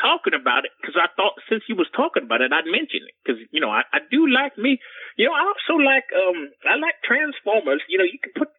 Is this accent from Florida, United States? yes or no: yes; Loxahatchee, Florida, United States; Well, you son of a bitch. I'm from Loxahatchee. That's why they call me